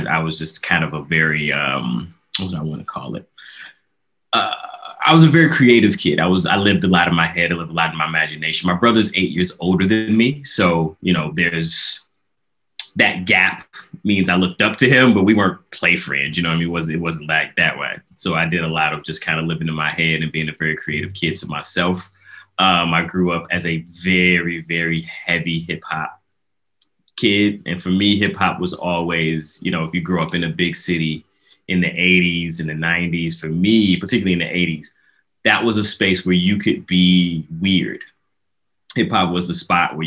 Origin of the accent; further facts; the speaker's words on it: Chicago, Illinois, United States; I grew up in Chicago, South Side